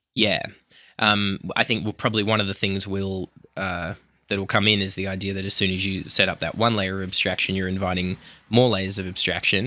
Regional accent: Australia; I'm an Australian, so I come from a high agreeability culture as well

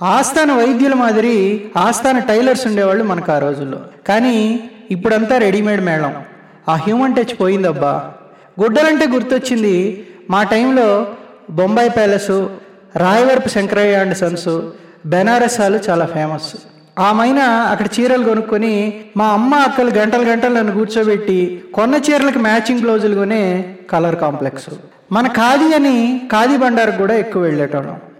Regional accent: Nellore, Andhra Pradesh, India; నేను అసలు సీసలు నెల్లూరుని

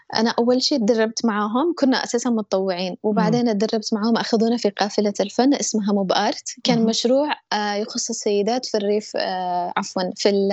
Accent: Yemen; also born or lived in Egypt; أنا يمنية

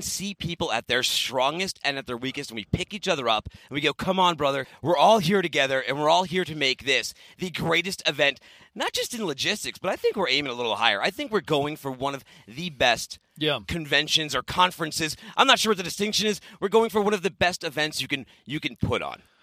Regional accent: Boston, Massachusetts, United States; moved away; I'm from Boston

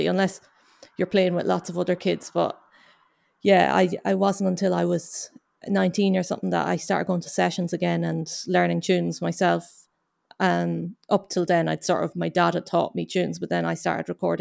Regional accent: Loch Duff, County Cavan, Ireland; moved away as an adult; now in Glasgow, United Kingdom; I'm from County Cavan in Ireland

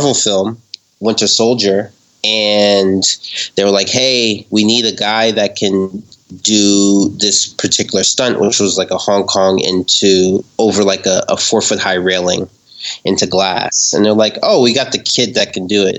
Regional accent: New York City, New York, United States; moved away as an adult; now in Los Angeles, United States; I grew up in Harlem

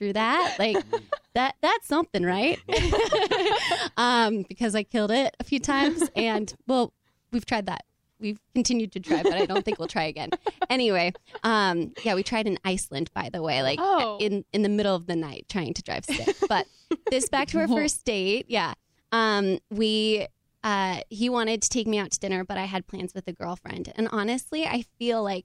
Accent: Oregon, United States; I'm from the Pacific Northwest. I'm from Oregon

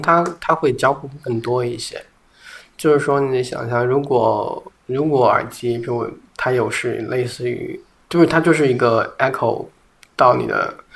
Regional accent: Guangxi, China; 我小时候在广西，我可以每天都吃同样的米饭作为早餐

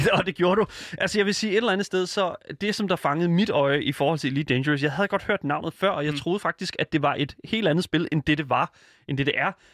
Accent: Denmark; Jeg er også fra Jylland

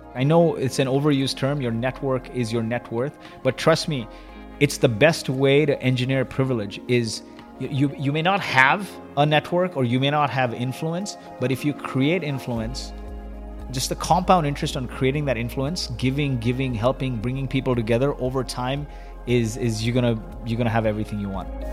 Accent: Kuwait; moved away; also born or lived in Dubai / San Francisco / Vancouver; I was born in Kuwait

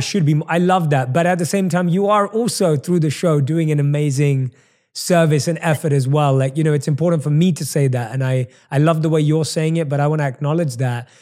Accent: London, United Kingdom; accent: British; moved away as an adult; now in Los Angeles, United States; I'm obviously born and raised in London, hence the British accent

